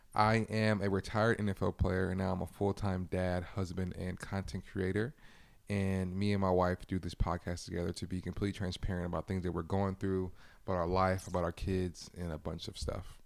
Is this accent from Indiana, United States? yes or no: no; California, United States; moved away as an adult; also born or lived in Minnesota; I'm from California, Charlotte, Minnesota